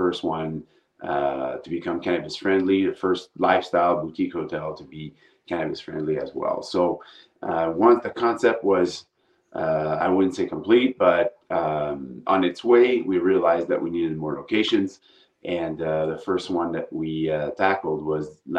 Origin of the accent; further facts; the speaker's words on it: Montreal, Quebec, Canada; moved away as an adult; now in Phoenix, United States; I'm originally from Montreal, Canada, so I'm Canadian originally. But moved to the United States about 17 years ago, Phoenix, to be precise, Arizona.